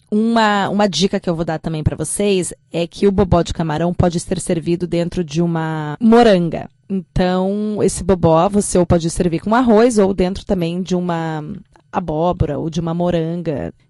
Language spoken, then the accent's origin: Portuguese; Brazil; Nós, como brasileiras